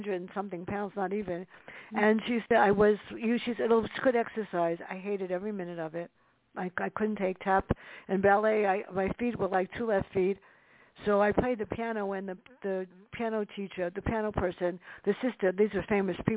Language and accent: English; New York City, New York, United States; growing up in the Bronx